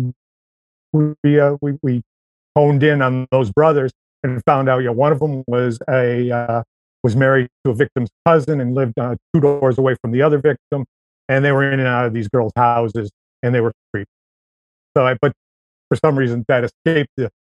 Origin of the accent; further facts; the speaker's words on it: near Rochester, New York, United States; moved away; I went back in 2011 to my hometown